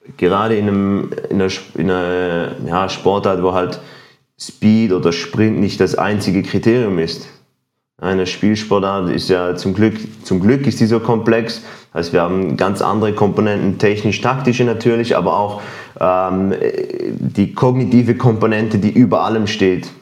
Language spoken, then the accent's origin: German; Switzerland; ich bin auch Schweizer